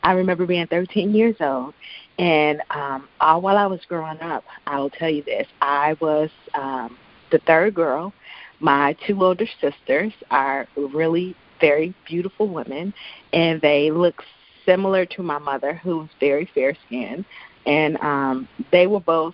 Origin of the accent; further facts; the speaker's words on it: Chicago, Illinois, United States; I grew up in the Chicagoland area